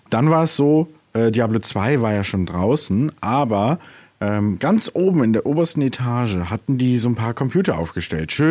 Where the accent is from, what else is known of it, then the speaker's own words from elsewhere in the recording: Bremen, Germany; Und als wir dann in die Bremer Innenstadt gezogen sind, ich bin Bremer, by the way